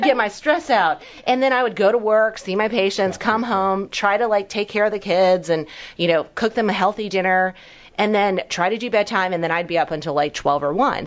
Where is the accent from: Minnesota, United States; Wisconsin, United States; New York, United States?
New York, United States; also born or lived in Hong Kong; I was born in Hong Kong. I've been in America since I was one, but came from very meager beginnings. Um, you know, immigrant family, super poor in New York